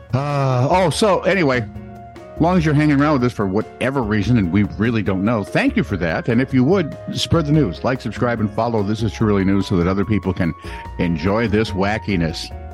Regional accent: United States; I'm American

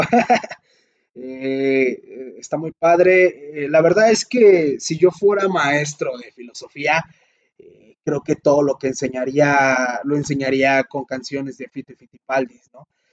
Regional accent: Coyotepec, State of Mexico, Mexico; soy de aquí de Coyotepec

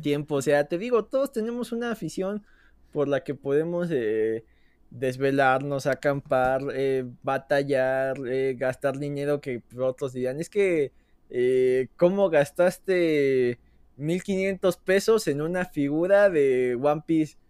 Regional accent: Mexico; como mexicano

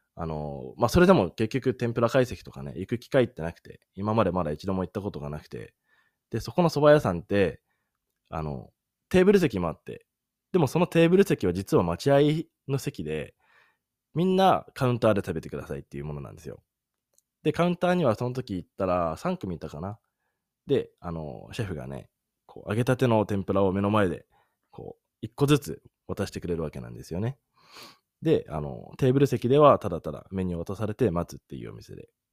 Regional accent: Sendai, Miyagi, Japan; moved away as an adult; まあ自分、出身は仙台なんですけど

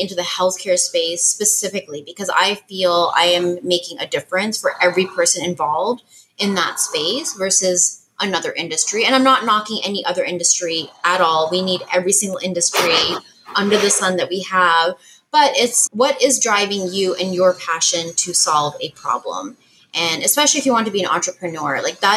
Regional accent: Canada; I'm Canadian

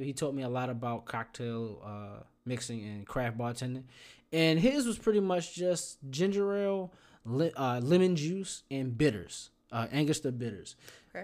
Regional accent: Baltimore, Maryland, United States; moved away; I'm from Baltimore

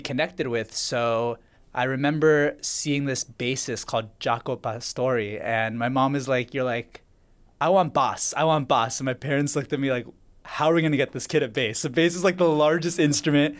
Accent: Vancouver, British Columbia, Canada; I was born in Vancouver, Canada.

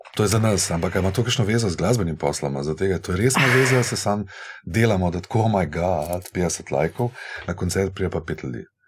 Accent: Slovenia

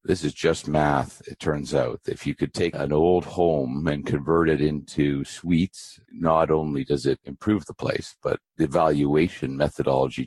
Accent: Abbotsford, British Columbia, Canada; also born or lived in Vancouver, British Columbia; I was born in Vancouver, British Columbia. I grew up in a little town west of Vancouver called Abbotsford

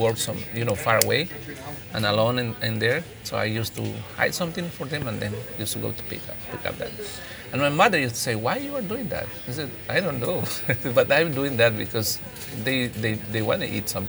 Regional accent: Limoncocha, Sucumbíos, Ecuador; first language Kichwa; English is a second language; I'm from the Ecuadorian Amazon. The place is called Limoncocha. It's the rainforest. It is 200 meters up to sea level. And it's the rainforest. It's humid, rains always. And yeah, I'm born in the jungle

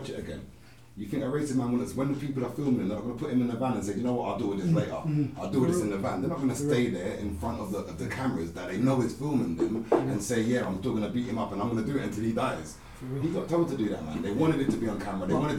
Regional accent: Kent, South East England, United Kingdom; I grew up in Kent.

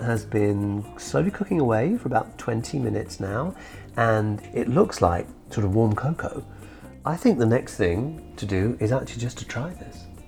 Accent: England, United Kingdom; born or raised there; also born or lived in India; now in United States

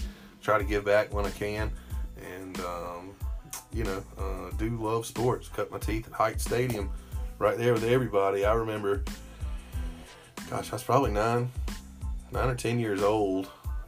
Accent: Abbeville, South Carolina, United States; Correct. Abbeville Hospital. I'm an OG.

